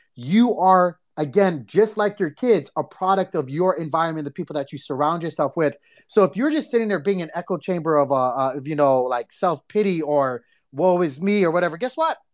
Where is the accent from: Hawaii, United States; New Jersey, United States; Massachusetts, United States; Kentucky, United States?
Hawaii, United States; we grew up in Hawaii